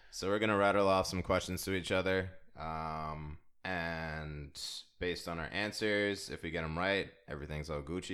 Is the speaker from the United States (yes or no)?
yes; DMV, United States; also born or lived in San Diego, California; Came over to the Nasty D M V